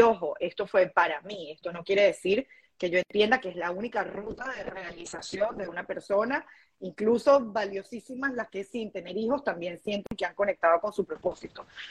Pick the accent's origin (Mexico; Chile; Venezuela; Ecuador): Venezuela; moved away as an adult; now in Dominican Republic; emigramos, nos mudamos de Venezuela a República Dominicana